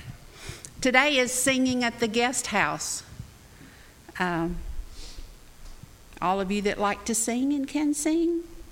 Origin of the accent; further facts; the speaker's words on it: North Alabama, United States; I grew up in North Alabama where it was cold